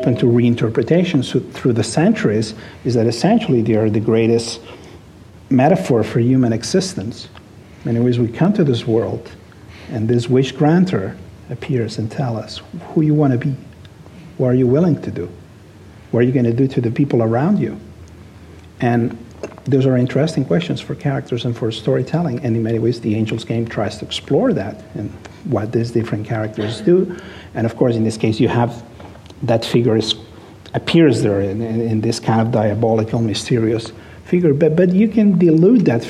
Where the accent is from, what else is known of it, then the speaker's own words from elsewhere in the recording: Barcelona, Catalonia, Spain; English is a second language; I was born in Barcelona. I was raised there. I lived there most of my life. I'm a product of the city. It's my hometown